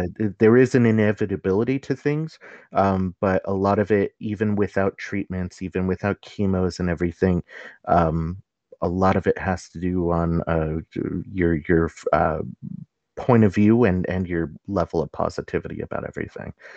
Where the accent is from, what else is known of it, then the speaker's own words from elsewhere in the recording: Los Angeles, California, United States; I come from the San Fernando Valley, home of the Valley Girl